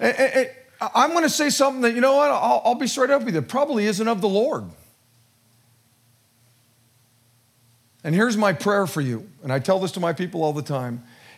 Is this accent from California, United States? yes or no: yes; Modesto, California, United States; born and raised in Modesto